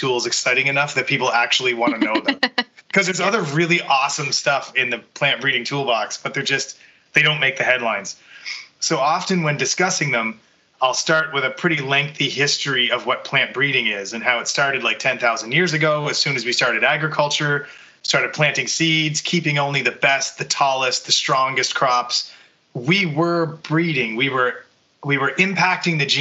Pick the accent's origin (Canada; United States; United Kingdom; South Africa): Canada; Bedeque, Prince Edward Island; now in Ottawa, Canada; I'm originally from Prince Edward Island, grew up on a potato farm there